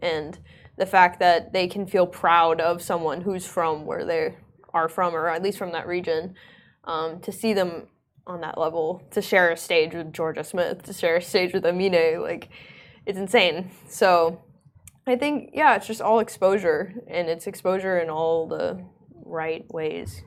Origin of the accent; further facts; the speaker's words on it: Oman; also born or lived in United States; I grew up in Oman most of my life